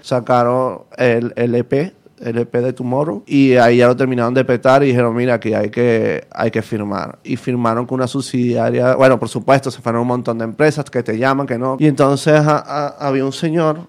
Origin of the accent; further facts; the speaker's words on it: Venezuela; moved away as an adult; also born or lived in Basque Country; now in Madrid, Spain; soy de Venezuela.